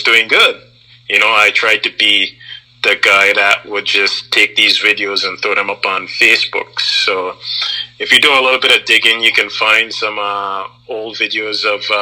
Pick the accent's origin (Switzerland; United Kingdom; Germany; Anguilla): Anguilla; also born or lived in Canadian prairies; now in Canada; Growing up in Anguilla, there was always a need to share things.